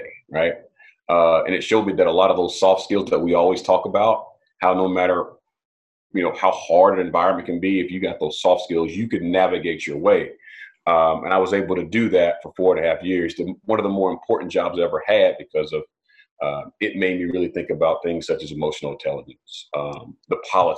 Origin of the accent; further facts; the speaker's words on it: Prattville, Alabama, United States; I'm from Prattville, Alabama originally. So I'm a down south boy, right? And country boy, actually.